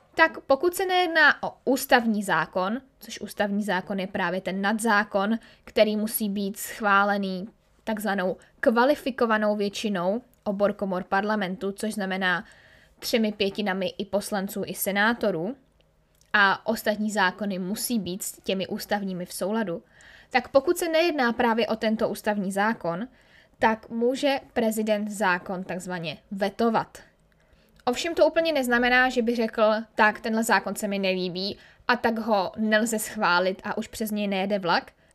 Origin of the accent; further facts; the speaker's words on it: Czechia; jsme Rakousko-Uhersko jako Češi úplně rádi neměli